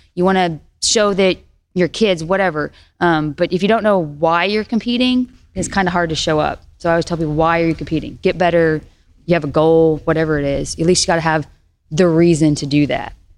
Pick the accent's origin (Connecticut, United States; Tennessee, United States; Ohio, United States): Tennessee, United States; I'm this girl from Tennessee